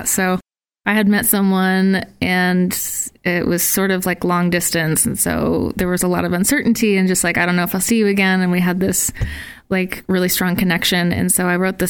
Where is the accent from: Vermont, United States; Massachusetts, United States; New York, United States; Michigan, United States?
Massachusetts, United States; moved away as an adult; now in Providence, United States; I grew up around the Massachusetts area, spent most of my life in Massachusetts